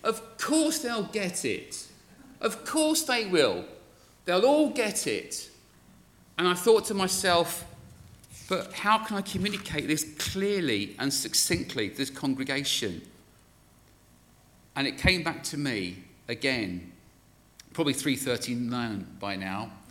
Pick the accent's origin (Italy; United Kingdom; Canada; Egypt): United Kingdom; Glasgow, Scotland; born there; Uh, with an accent like this, you would not believe I was born in Glasgow.